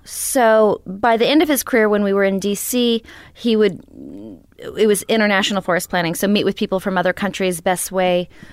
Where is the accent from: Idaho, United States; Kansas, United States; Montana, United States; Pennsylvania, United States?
Idaho, United States; moved away; also born or lived in Knoxville, Tennessee / Virginia / Oregon / New York; Grew up in Idaho.